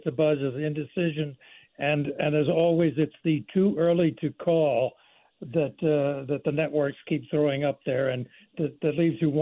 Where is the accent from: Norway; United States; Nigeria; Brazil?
United States; Pennsylvania; now in North Carolina, United States; my home state is Pennsylvania. Yeah. I live in North Carolina